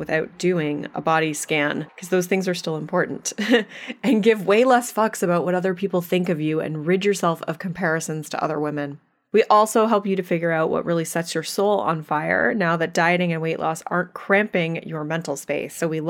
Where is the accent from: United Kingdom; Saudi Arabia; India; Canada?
Canada; accent: Canadian; I am still in Canada here, holding down the fort for you. But you'll, yes, yeah, so oh, everyone will enjoy our Canadian accents.